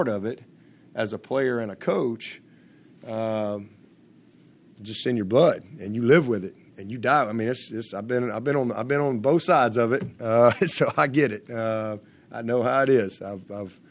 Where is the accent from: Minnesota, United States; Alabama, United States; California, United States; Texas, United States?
Alabama, United States; I grew up in Alabama.